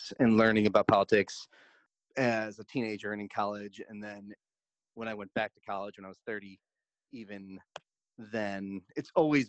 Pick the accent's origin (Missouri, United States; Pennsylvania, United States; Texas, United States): Missouri, United States; St. Louis; I was from St. Louis